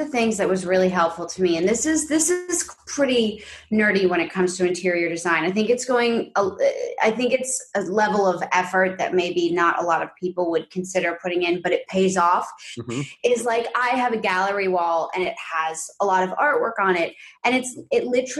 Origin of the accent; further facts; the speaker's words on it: New York City, New York, United States; growing up, we're from New York City, and I grew up predominantly in this like big pre-war quintessential like Upper West Side apartment.